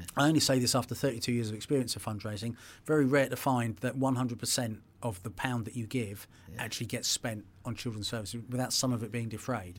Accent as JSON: {"language": "English", "region": "England", "country": "United Kingdom", "tie": "born or raised there", "said": "I'm English"}